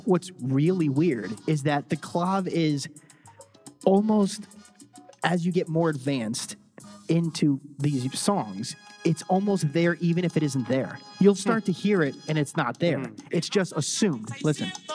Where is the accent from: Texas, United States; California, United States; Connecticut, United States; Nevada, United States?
Connecticut, United States; I was born in Connecticut